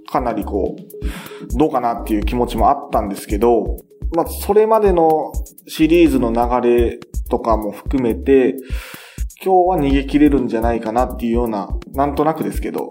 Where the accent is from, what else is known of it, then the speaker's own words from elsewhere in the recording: Mie, Japan; まあ、三重